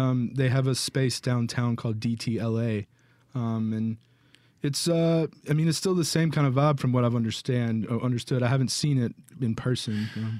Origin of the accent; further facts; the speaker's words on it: Jackson, Mississippi, United States; also born or lived in Flowood; born and raised in Jackson